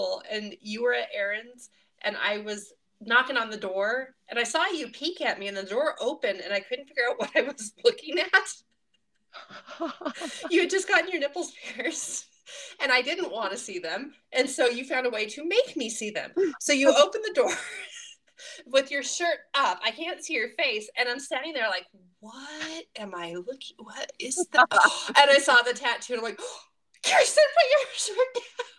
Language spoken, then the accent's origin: English; Nevada, United States; moved away; also born or lived in North Carolina; I was from Nevada.